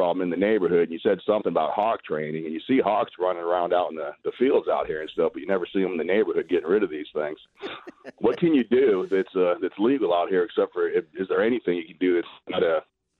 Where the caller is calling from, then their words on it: Buckeye, Arizona, United States; Buckeye. Okay. I heard one of your last callers calling from Buckeye, too, with a similar problem.